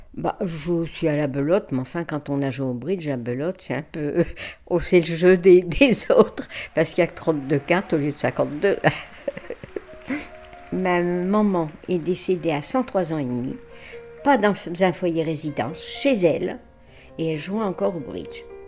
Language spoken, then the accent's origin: French; Lambersart, Hauts-de-France, France; also born or lived in Douai; je suis née à l'Ambersard, rue du Bourg.